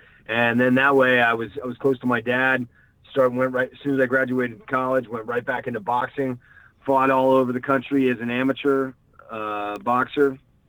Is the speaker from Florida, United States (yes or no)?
yes; Miami Springs, Florida, United States; moved away as an adult; also born or lived in Northern Virginia / Washington, D.C. / New York; now in Los Angeles, United States; I was born right outside D.C. in Northern Virginia, and then my parents split when I was four, and my mom and I moved down to Florida with my sister, and I grew up in Miami, Florida, Miami Springs to be exact. Spent my summers and winters up in the D.C. area